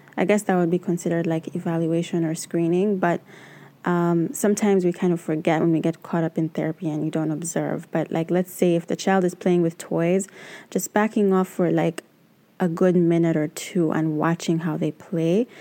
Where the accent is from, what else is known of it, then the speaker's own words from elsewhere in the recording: Uganda; now in New York City, United States; I am originally from Uganda, but I currently live and work in New York City